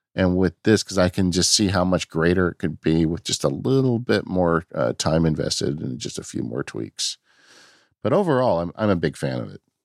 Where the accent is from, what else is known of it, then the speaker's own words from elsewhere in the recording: California, United States; I'm from California